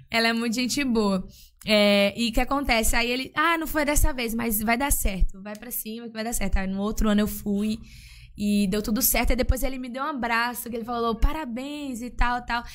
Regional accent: Northeast Brazil, Brazil; moved away; eu nasci no Nordeste eu ouvia o que tocava no Nordeste

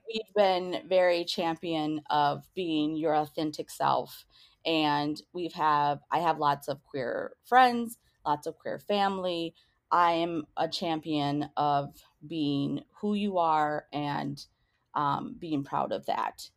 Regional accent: New Hope, Minnesota, United States; also born or lived in Crystal, Minnesota / Eden Prairie, Minnesota; I grew up in New Hope, Crystal, Minnesota, in a single parent household

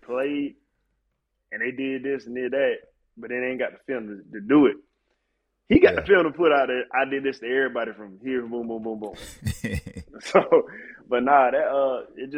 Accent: Orangeburg, South Carolina, United States; growing up in Orangeburg

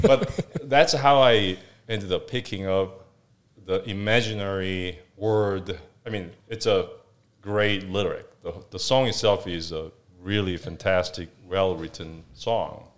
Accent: Seoul, South Korea; moved away as an adult; So, I was born in South Korea, originally from, um, South Korea, obviously, uh, born in Seoul

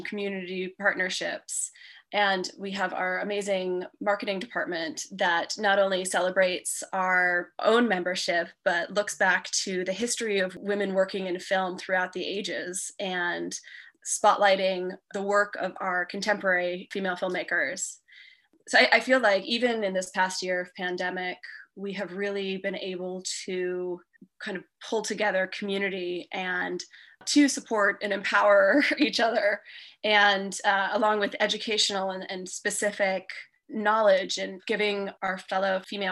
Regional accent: New York, United States; also born or lived in Los Angeles / Toronto, Canada; now in Austin, United States; I'm from New York originally, and I lived in Los Angeles for a few years and in Canada.

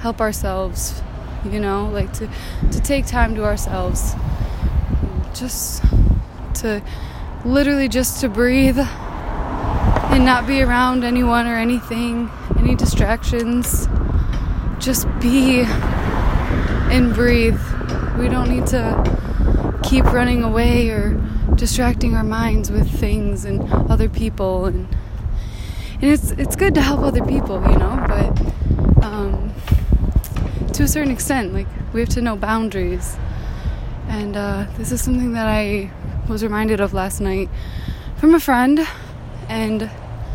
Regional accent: Northern Michigan, United States; moved away as an adult; now in California, United States; I'm from Michigan

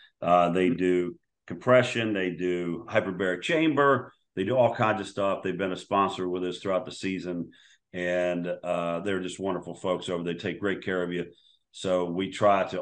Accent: Washington, District of Columbia, United States; I grew up in D.C., so I grew up a Redskin fan.

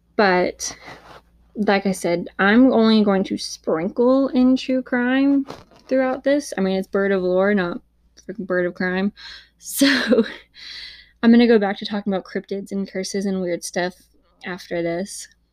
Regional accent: Huntsville, Alabama, United States; this happened in my hometown

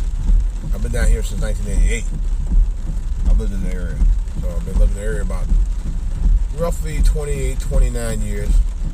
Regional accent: Cleveland, Ohio, United States; moved away as an adult; now in Washington, D.C., United States; been 29 years down here now, District of Columbia. Don't even seem like it. I lived in here long. I did my hometown, Cleveland. I lived in Cleveland 21 years.

